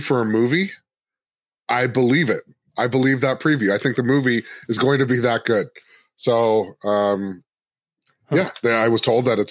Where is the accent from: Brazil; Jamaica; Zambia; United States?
Jamaica; I'm Jamaican